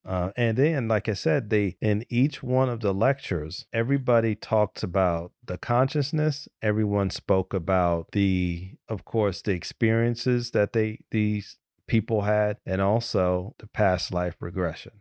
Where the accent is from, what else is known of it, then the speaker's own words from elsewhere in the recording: United States; I'm from the United States